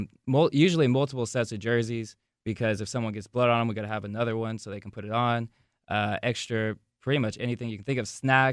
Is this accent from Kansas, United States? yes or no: yes; Wichita, Kansas, United States; I'm from Wichita